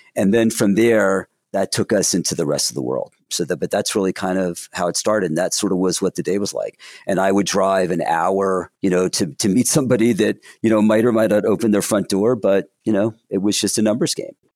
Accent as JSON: {"language": "English", "town": "Williamsburg", "region": "New Jersey", "country": "United States", "tie": "born or raised there", "said": "I grew up in Williamsburg, New Jersey"}